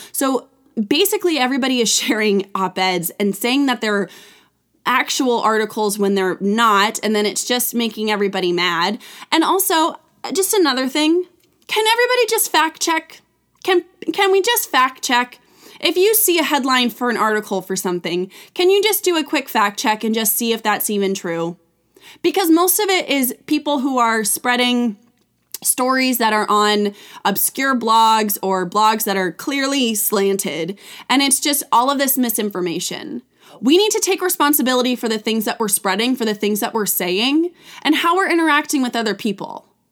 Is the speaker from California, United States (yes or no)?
yes; California, United States; I grew up in California